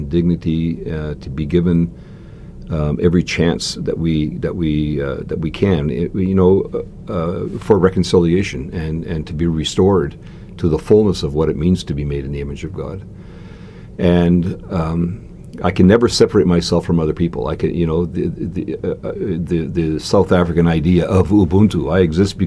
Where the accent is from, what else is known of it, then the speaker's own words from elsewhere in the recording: Canada; I am a Canadian citizen